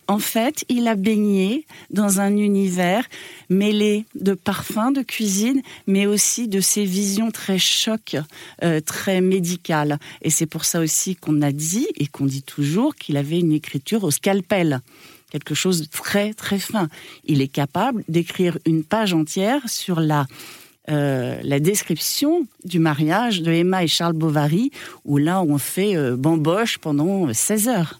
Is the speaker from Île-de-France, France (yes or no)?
no; Normandy, France; je suis normande